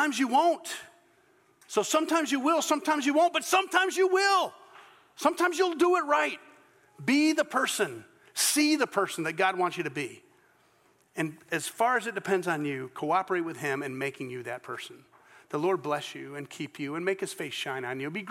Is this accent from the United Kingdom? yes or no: yes; Scotland, United Kingdom; I'm Scottish